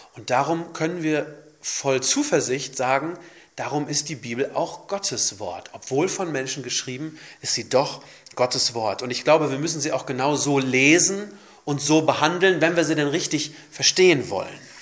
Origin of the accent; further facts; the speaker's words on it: Germany; bei uns in Deutschland